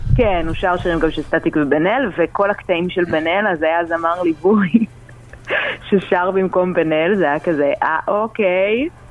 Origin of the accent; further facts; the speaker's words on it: Ness Ziona, Central District, Israel; אני מנס ציונה